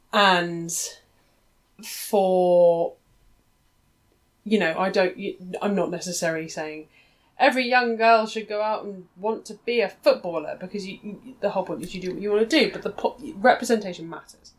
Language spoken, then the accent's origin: English; England, United Kingdom; as an English person, as a woman